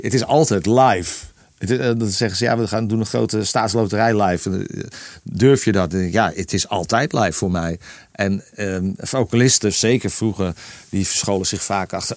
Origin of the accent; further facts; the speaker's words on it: Purmerend, North Holland, Netherlands; moved away; de spuistraat in permanent waar ik ben geboren. Eh, eh, waar, ik al heel lang niet meer woon